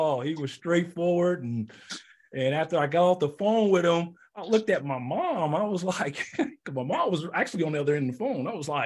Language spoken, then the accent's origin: English; Indiana, United States; growing up in Indiana